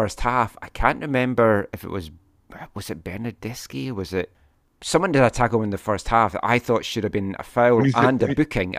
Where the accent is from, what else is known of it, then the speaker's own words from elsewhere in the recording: Scotland, United Kingdom; I'm Scottish.